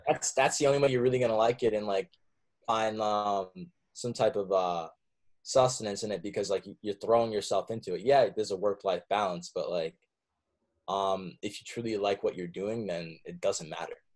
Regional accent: Warwick, New York, United States; moved away as an adult; also born or lived in Oneonta, New York / Bronx, New York; now in Brooklyn, United States; I grew up in Warwick, New York

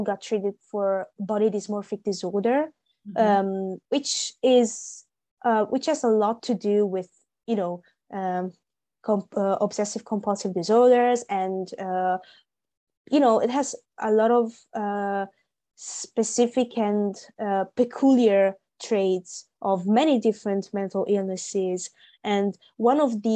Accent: Italy; now in Milan, Italy; I live in Milan. I'm in my hometown now

